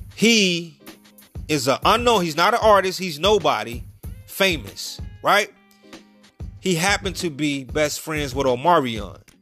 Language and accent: English; Chicago, Illinois, United States; I'm from Chicago